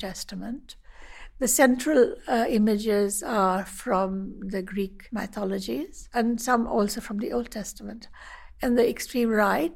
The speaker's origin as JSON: {"language": "English", "country": "India", "said": "I'm an artist from India."}